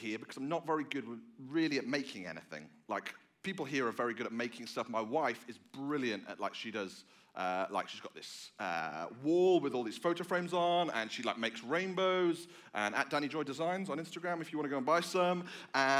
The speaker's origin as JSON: {"language": "English", "region": "England", "country": "United Kingdom", "moved": "yes", "said": "I am from England. I am not from Australia."}